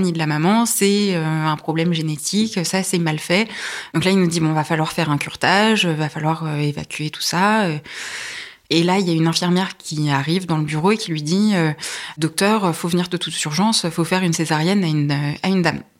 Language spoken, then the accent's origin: French; Le Perray-en-Yvelines, Île-de-France, France; Alors j'ai grandi euh, pas très loin d'ici, à proximité de Rambouillet. Je suis née à Rambouillet et j'ai vécu au Père en Yvelines. J'ai fait euh, mon lycée à Rambouillet.